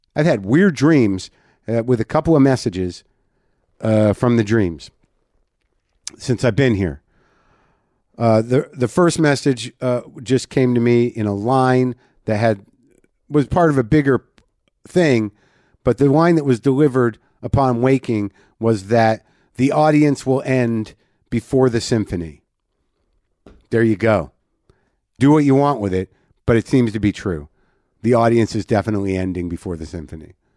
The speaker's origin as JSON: {"language": "English", "region": "New Mexico", "country": "United States", "tie": "born or raised there", "moved": "yes", "said": "I, I d, literally don't know any Spanish, even though I grew up in New Mexico."}